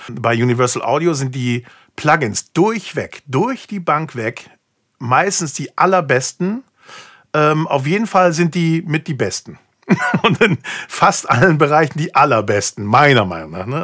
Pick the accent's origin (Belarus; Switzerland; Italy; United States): United States; moved away; ich bin halt gebürtiger Amerikaner